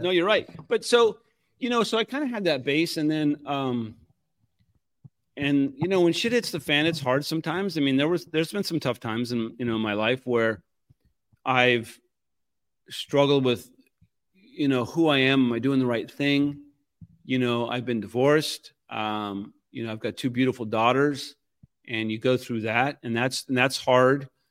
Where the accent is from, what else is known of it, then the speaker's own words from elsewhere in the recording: Puyallup, Washington, United States; moved away; I was from a small town outside of Seattle called Puyallup.